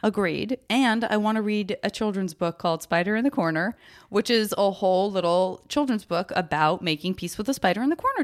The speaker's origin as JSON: {"language": "English", "town": "Tucson", "region": "Arizona", "country": "United States", "tie": "born or raised there", "moved": "yes", "said": "I'm from Tucson, and so we would always do what I now realize are, like, very Tucson things"}